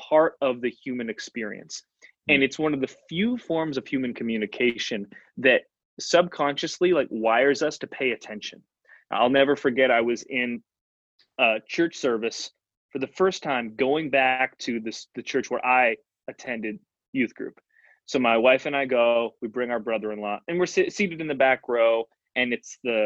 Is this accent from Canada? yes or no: yes; Canada; I'm from Canada, we're playing street hockey in youth group.